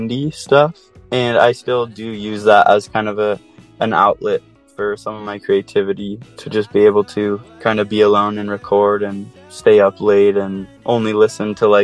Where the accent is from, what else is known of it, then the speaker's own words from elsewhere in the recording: Oahu, Hawaii, United States; moved away as an adult; now in Salt Lake City, United States; I grew up on Oahu.